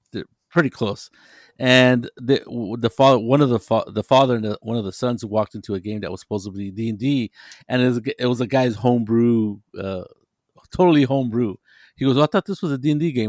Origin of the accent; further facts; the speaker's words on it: near Monterey, California, United States; Monterey, California, which is a little town next to my hometown